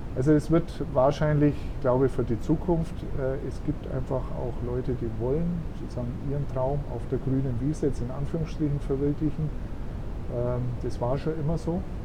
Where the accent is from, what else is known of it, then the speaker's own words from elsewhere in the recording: Augsburg, Bavaria, Germany; now in Bad Windsheim, Germany; Ich bin eben am Rande einer Großstadt aufgewachsen, Augsburg, und bin schon als Bub mit dem Fahrrad durch die Stadt gefahren